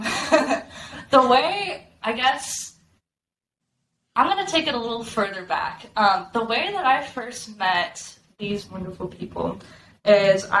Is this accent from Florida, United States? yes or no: no; Arizona, United States; I am a Arizona born and raised. I'm from Arizona.